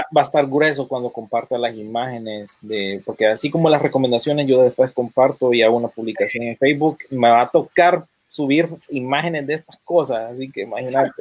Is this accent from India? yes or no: no; United States; yo vengo, habiendo crecido aquí en Estados Unidos